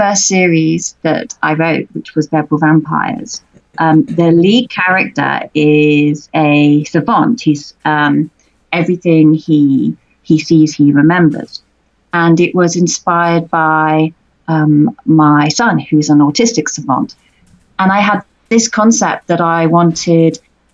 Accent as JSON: {"language": "English", "country": "United Kingdom", "said": "being a British author"}